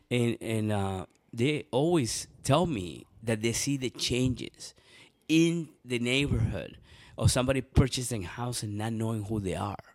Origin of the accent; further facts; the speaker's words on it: Venezuela; now in Columbus, United States; I was born in Venezuela